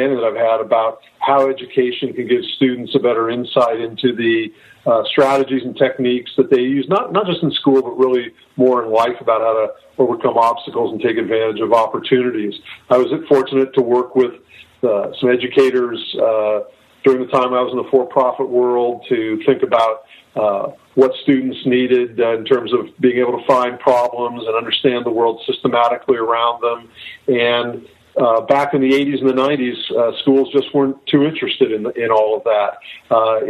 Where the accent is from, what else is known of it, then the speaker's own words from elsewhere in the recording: Northern California, United States; also born or lived in San Diego; I grew up in Northern California, went to public schools